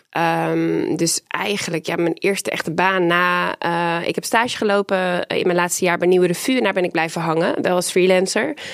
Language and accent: Dutch; Amsterdam, North Holland, Netherlands; born or raised there; also born or lived in Groningen